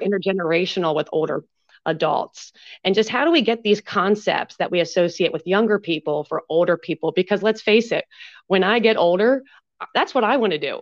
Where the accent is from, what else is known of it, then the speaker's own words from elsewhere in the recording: Pennsylvania, United States; now in Marietta, Georgia, United States; I'm originally from Pennsylvania